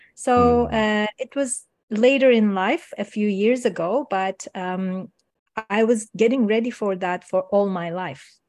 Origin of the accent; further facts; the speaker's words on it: Istanbul, Turkey; first language Turkish; English is a second language; moved away as an adult; now in Canada; I'm originally from Turkey, Istanbul. I was born in Istanbul